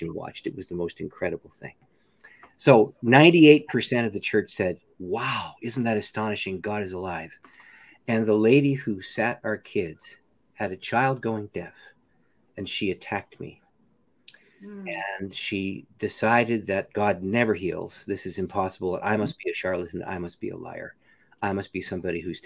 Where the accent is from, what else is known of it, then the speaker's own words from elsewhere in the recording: Canada; I'm a Canadian